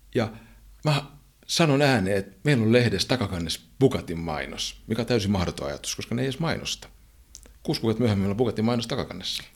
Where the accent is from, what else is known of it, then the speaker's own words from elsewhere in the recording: Finland; me ollaan Suomesta kotosi olevia juntteja